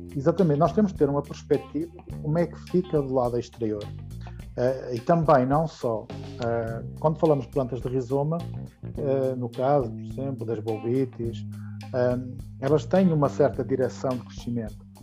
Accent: Portugal; como português de ter no meu país

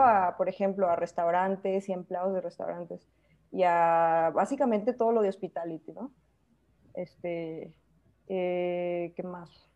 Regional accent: Mexico; moved away; also born or lived in New Zealand; para mí como, como mexicana que, no seguimos tanto las reglas

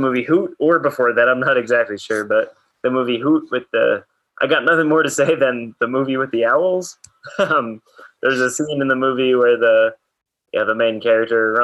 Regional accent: Shrewsbury, New Jersey, United States; moved away as an adult; I came from Shrewsbury, New Jersey, ran for CBA

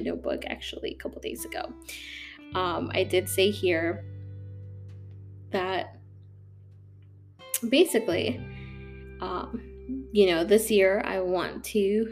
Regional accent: St. Charles, Illinois, United States; moved away as an adult; now in Florida, United States; I'm from Illinois, from a really small suburb called St. Charles

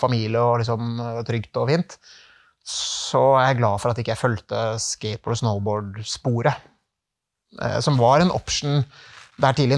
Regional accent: Norway; moved away as an adult; also born or lived in Czech Republic; det var en tøff overgang for familien å komme hjem til Norge

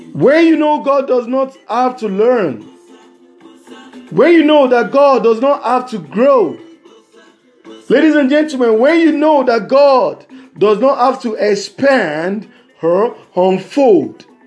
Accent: Nigeria; from Nigeria.

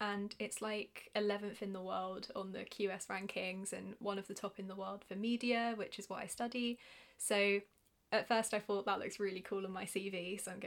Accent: United Kingdom; accent: British; my British accent

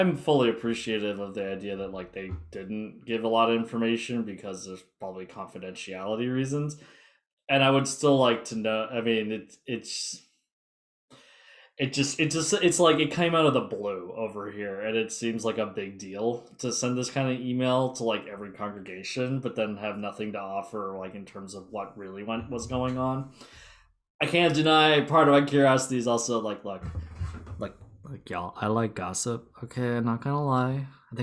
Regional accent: California, United States; I'm from California.

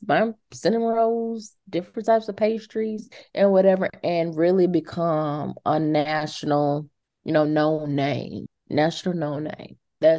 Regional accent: the South, United States; I love the South. I'm glad I'm from the South. My mom, my dad is from the South.

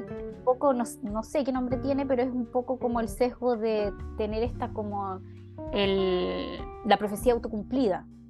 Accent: Chile; moved away; sociedades como las nuestras, como la chilena

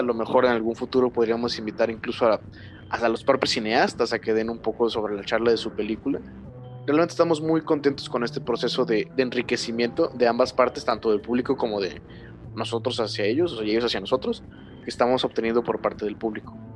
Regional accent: Mexico; first language Spanish; estamos nosotros como como mexicanos tan mermados en nuestro propio país

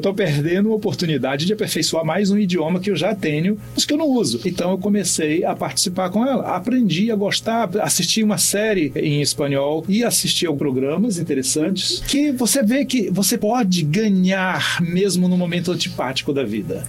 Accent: Pará, Brazil; Dormi em rede quando era criança no Pará

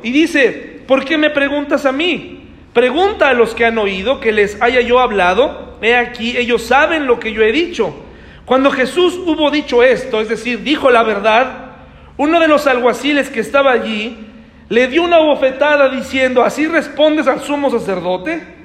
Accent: Candiles, Querétaro, Mexico; Soy de Candiles

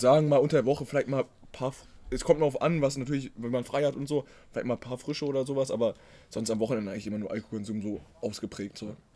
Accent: Braunschweig, Lower Saxony, Germany; wir kommen ja aus Braunschweig aus der Nähe

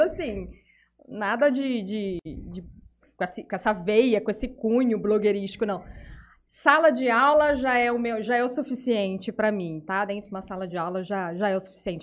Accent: Jales, São Paulo, Brazil; also born or lived in Lins / Santa Fé do Sul; eu não nasci em Jales, mas é mudei, né? E passei assim, uma grande parte da minha infância aqui

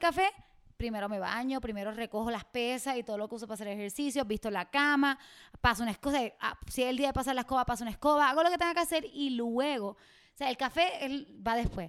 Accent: Mayagüez, Puerto Rico; Mayagüez, mi pueblo

